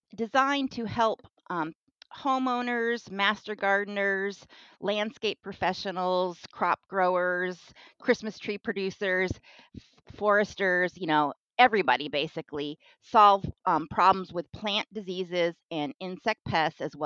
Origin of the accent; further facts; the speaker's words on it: Kitsap Peninsula, Washington, United States; I'm from Washington State. I grew up in the Kitsap Peninsula in a wooded area.